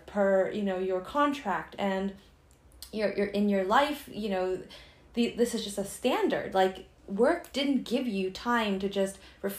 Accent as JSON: {"language": "English", "country": "United States", "said": "being Chinese American or Asian Americans"}